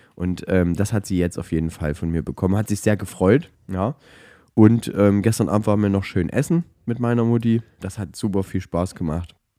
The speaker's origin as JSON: {"language": "German", "region": "Saxony", "country": "Germany", "said": "bei uns in Sachsen"}